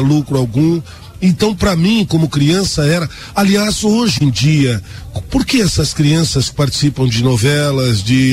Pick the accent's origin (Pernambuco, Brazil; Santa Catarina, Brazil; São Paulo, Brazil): São Paulo, Brazil; eu nasci num circo no estado de São Paulo